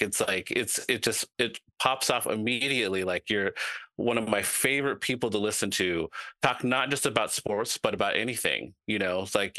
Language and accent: English; the Northwest, Pacific Northwest, United States; I've been to Chicago a lot, but I'm not from Chicago. I'm all the way up here in the Northwest, mm-hmm. you know, and I'm Northwest to the bone.